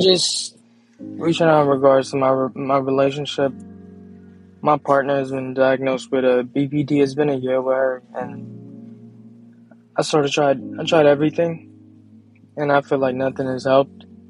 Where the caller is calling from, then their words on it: Long Beach, California, United States; I'm calling from Long Beach, California.